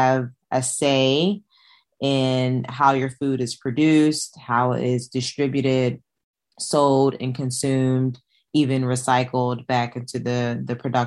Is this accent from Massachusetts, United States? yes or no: no; Pennsylvania, United States; moved away; I went to Penn State, my hometown or my home state's land grant